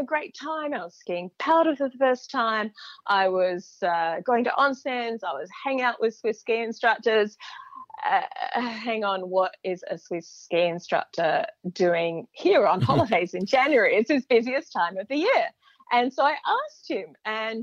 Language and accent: English; Perth, Western Australia, Australia; I was growing up in Perth, which is a good 3,000 kilometres from the nearest mountains